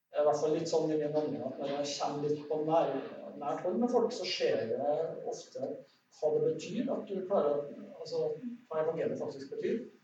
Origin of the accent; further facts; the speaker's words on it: Soknedal, Trøndelag, Norway; jeg vokste opp i Sokndalen